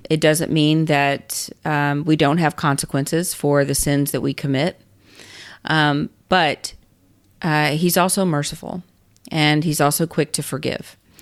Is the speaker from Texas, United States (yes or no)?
yes; Texas, United States; I am a Texan, and so I know Texas law